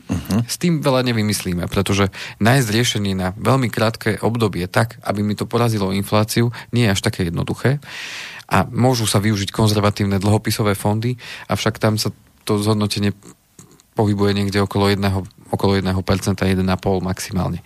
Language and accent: Slovak; Slovenská Ľupča, Banská Bystrica Region, Slovakia; boli slovenské Lubči byty, tam odkiaľ pochádzam